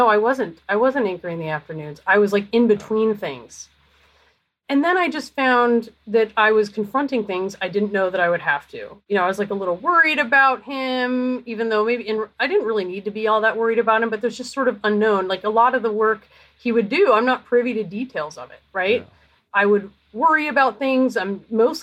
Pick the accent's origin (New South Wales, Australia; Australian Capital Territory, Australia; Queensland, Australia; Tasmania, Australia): Australian Capital Territory, Australia; Canberra; now in United States; I was born in Canberra